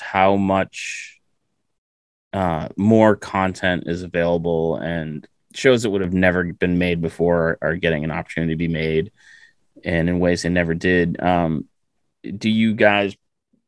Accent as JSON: {"language": "English", "region": "Massachusetts", "country": "United States", "said": "I am from Massachusetts, so I do talk funny"}